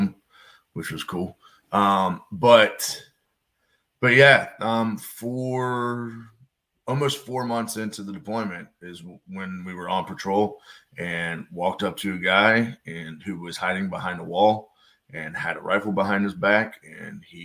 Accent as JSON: {"language": "English", "region": "Northern Kentucky", "country": "United States", "tie": "born or raised there", "said": "I grew up in Northern Kentucky, right outside of Cincinnati."}